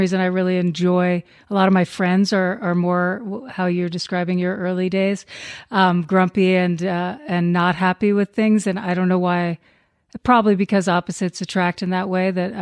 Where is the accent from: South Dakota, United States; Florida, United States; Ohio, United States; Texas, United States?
Florida, United States; moved away as an adult; I lived there for like 15 years. So I kind of count that I was from Florida because it was formative teen years to like 25